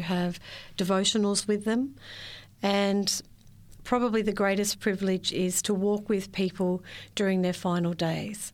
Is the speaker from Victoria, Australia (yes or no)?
yes; Victoria, Australia; I was born and raised in Victoria, spent all my life there